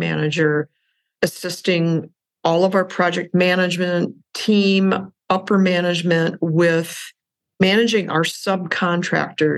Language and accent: English; Wisconsin, United States; a small commercial bank in my hometown in Wisconsin